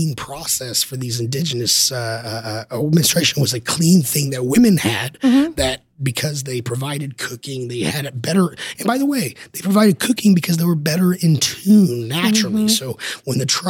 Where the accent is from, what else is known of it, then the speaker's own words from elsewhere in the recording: Texas, United States; I'm from Texas